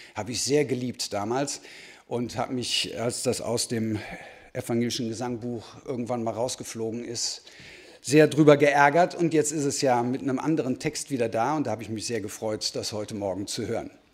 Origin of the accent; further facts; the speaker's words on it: Dortmund, North Rhine-Westphalia, Germany; ich komme aus Dortmund